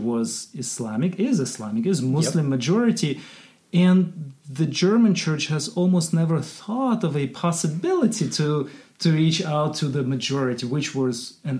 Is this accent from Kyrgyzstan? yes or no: yes; Kyrgyzstan; I grew up in Kyrgyzstan